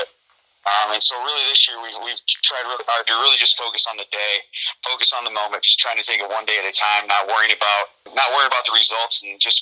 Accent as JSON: {"language": "English", "area": "Bureau Valley", "region": "Illinois", "country": "United States", "tie": "born or raised there", "said": "the job back home at Bureau Valley"}